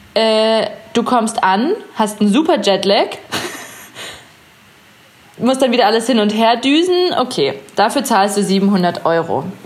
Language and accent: German; Chiemsee / Munich, Bavaria, Germany; also born or lived in Innsbruck, Austria / Hawaii; now in Munich, Germany; Ich bin unter anderem auch am Chiemsee aufgewachsen und war halt auch immer am Wasser